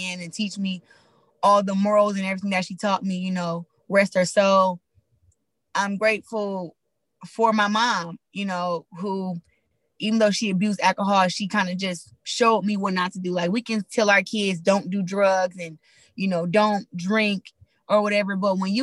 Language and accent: English; Flint, Michigan, United States; me growing up in Flint